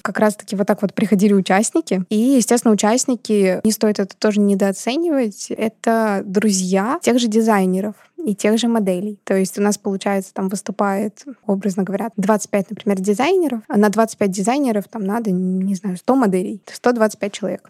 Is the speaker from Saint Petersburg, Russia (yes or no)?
yes; Saint Petersburg, Russia; я из Петербурга